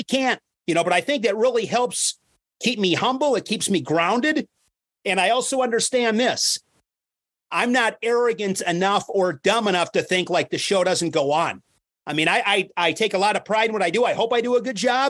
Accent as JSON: {"language": "English", "town": "Ripon", "region": "Wisconsin", "country": "United States", "tie": "born or raised there", "lives_now": "Oshkosh, United States", "said": "I grew up in Wisconsin. Grew up in a small town, 7,000 people, Ripon, Wisconsin"}